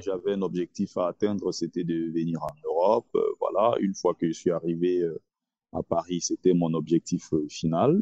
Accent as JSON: {"language": "French", "country": "Cameroon", "tie": "born or raised there", "also_born_or_lived": "Nkongsamba / Tonga", "moved": "yes", "said": "je suis camerounais"}